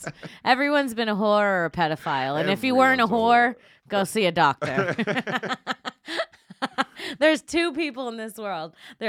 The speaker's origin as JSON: {"language": "English", "region": "Florida", "country": "United States", "said": "I'm from Florida."}